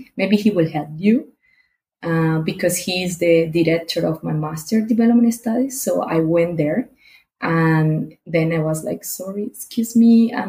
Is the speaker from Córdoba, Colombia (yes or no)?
no; Barranquilla, Atlántico, Colombia; moved away as an adult; now in Passau, Germany; I am from Colombia, specifically from the city Barranquilla. It means that I am from the Caribbean region, so it's so sunny all the time.